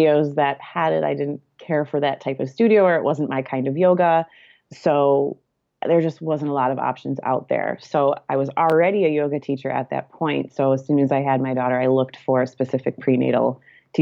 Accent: Michigan, United States; now in California, United States; my husband and I live in California, but we are both from Michigan

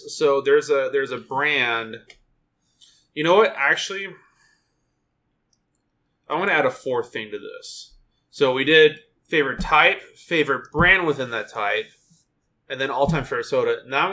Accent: England, United Kingdom; I'm an English person. What did you expect?

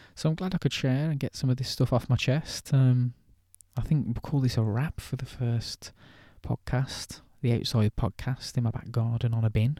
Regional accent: England, United Kingdom; I'm English

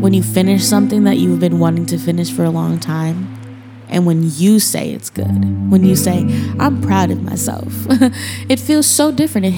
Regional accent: Minnesota, United States; moved away as an adult; now in Portland, United States; I'm from Minnesota

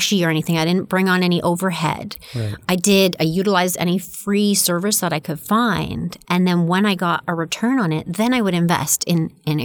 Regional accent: Stratford, Ontario, Canada; we grew up in Stratford.

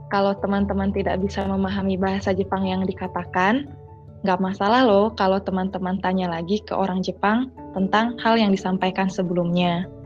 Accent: Bali, Indonesia; berasal dari Bali.

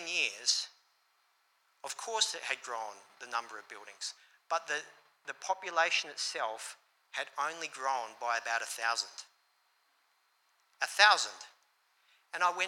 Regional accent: Port Lincoln, South Australia, Australia; moved away as an adult; returning to my hometown a couple of years ago of Port Lincoln.

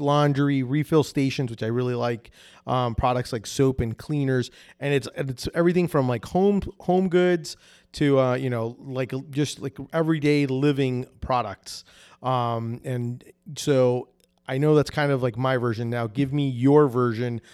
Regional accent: New Jersey, United States; now in Orlando, United States; I'm originally from New Jersey up north. but I've been in Florida for so long, and in Orlando for so, for, like, over twenty-something years

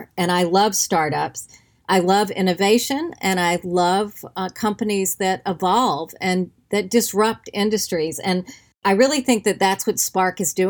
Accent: North Carolina, United States; I grew up in North Carolina.

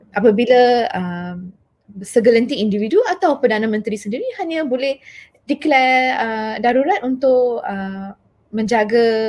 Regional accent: Taiping, Perak, Malaysia; I'm from uh, a kampung. Saya dari Taiping and dari kampung Pokok Asam. So I know how they talk over there.

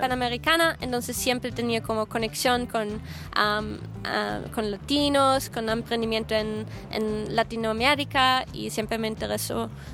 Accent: Austria; moved away as an adult; also born or lived in Guadalajara, Mexico; Yo soy de Austria, soy austríaca

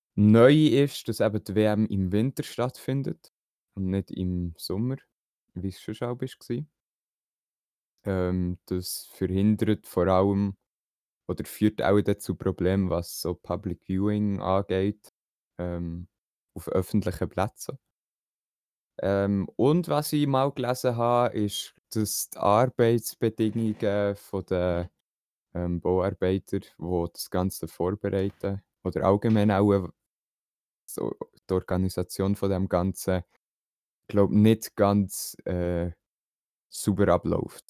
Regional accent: Switzerland; bei uns in der Schweiz

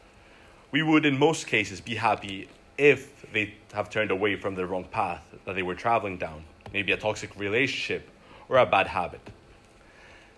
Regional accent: Glasgow, Scotland, United Kingdom; I'm from Glasgow

